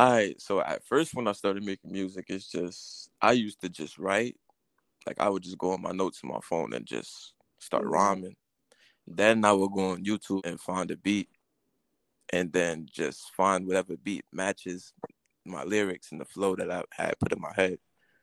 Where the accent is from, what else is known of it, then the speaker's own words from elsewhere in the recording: New York City, New York, United States; I mean, New York is New York, man. I mean, you know, very unpredictable place.